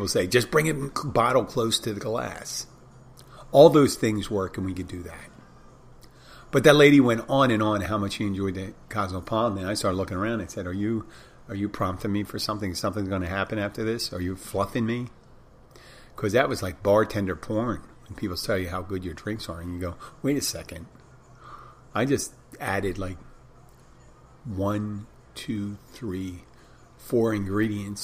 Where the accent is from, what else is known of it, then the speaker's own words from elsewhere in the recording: Philadelphia, Pennsylvania, United States; now in Key Largo, United States; Philadelphia. My hometown coming through